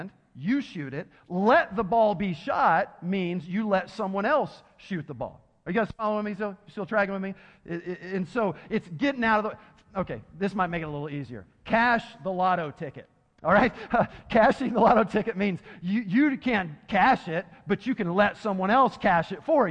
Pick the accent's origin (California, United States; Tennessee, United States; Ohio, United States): Tennessee, United States; I'm from Tennessee, so my education isn't the best when it comes to English